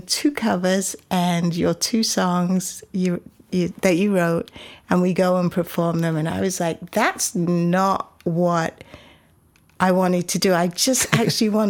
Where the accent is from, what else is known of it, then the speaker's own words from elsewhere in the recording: Coventry, West Midlands, United Kingdom; moved away as an adult; also born or lived in Shetland Isles, Scotland; now in Austin, United States; I was born and raised in Coventry, which is 2 hours north of London, to Jamaican parents who came over to the UK when they were young